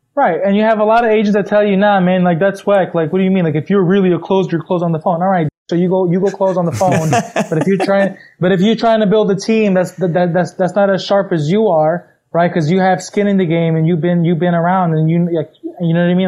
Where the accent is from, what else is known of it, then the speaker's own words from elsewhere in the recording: New York, United States; I'm from New York